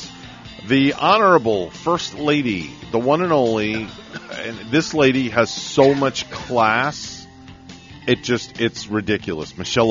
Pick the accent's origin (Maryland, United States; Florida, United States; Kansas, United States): Florida, United States; Coral Springs; In 1977, it snowed in Coral Springs, Florida, where I went to high school